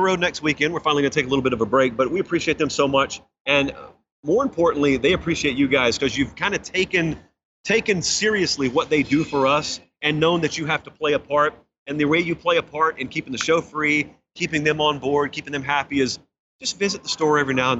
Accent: Georgia, United States; I'm from Georgia

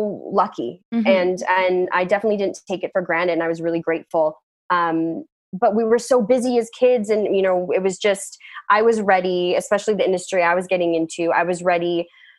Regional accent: Whistler, British Columbia, Canada; growing up in Whistler, we had such a tight community and all my friends I've known since kindergarten

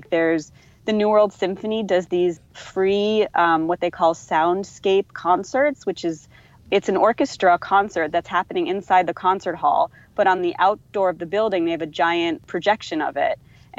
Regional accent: Northeast, United States; now in Surfside, United States; Well, just to clarify, I'm not a native, but I've been here like for like 12 years and I grew up in the Northeast.

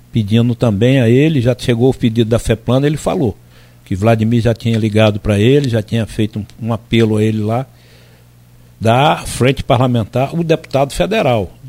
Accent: Alagoas, Brazil; Se precisar, vou ver com minha família, que eu sou de Alagoas

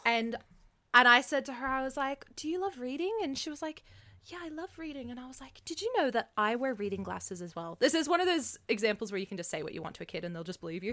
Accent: Canada; also born or lived in Australia; now in Canberra, Australia; I'm Canadian, I was traveling between Canada and Australia

